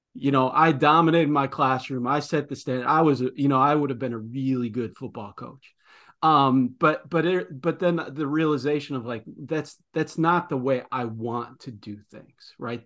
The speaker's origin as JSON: {"language": "English", "region": "Midwest", "country": "United States", "accent": "Midwestern", "said": "my Midwestern accent"}